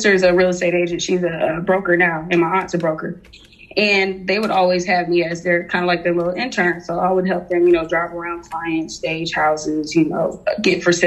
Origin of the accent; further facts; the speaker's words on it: Atlanta, Georgia, United States; also born or lived in Connecticut / Jamaica; I moved down here when I was like about 4 or 5 years old to Atlanta